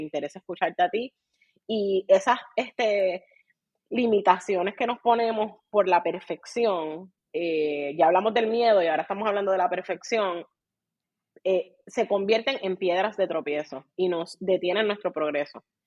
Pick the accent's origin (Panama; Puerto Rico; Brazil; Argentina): Puerto Rico; accent: boricua; soy bien boricua, así que hablo bien boricua.